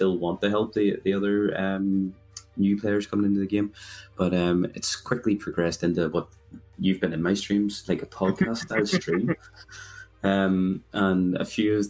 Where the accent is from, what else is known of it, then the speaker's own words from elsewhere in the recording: Belfast, Northern Ireland, United Kingdom; for anyone who has realized where my accent's from, I'm from a lovely place called Belfast